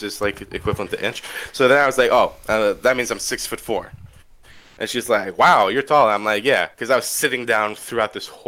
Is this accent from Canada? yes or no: yes; Canada; I'm Canadian